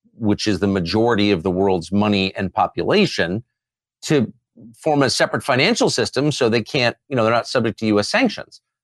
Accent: United States; I'm American.

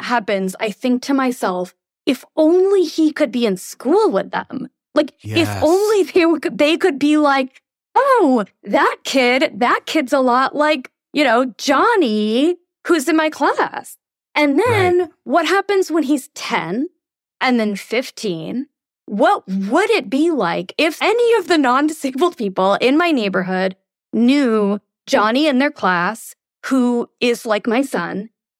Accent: India; I'm Indian, so I'm going to use me. Imagine we did that to Indian immigrants, kids.

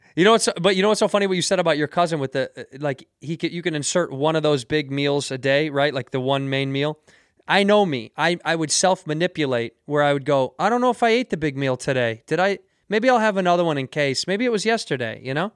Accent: Chicago, Illinois, United States; moved away as an adult; now in Los Angeles, United States; I'm born and raised in Chicago

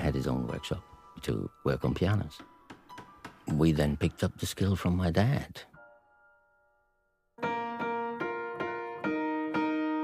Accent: Gronau, North Rhine-Westphalia, Germany; a border town, which is my hometown. Gronau is a small place on the Dutch border.

